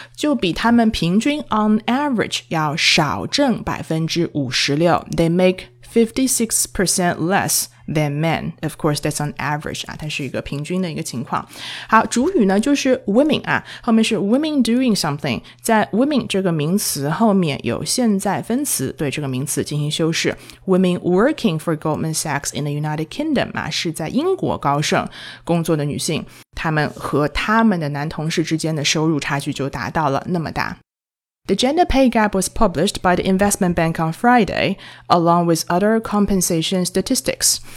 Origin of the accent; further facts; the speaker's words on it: China; 我们中国人